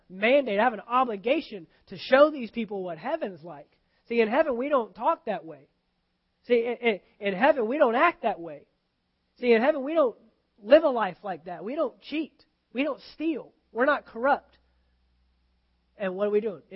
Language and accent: English; United States; me as an American